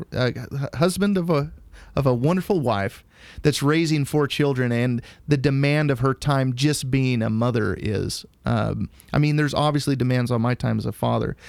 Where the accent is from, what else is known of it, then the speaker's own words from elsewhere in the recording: Idaho, United States; I grew up in Idaho